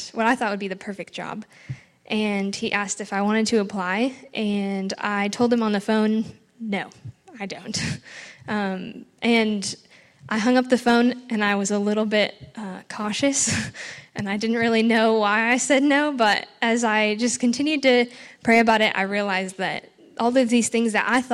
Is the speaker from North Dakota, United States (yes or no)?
yes; North Dakota, United States; moved away as an adult; also born or lived in Chadron, Nebraska / Middle East; I came here originally from North Dakota, came to CSC to get an education degree.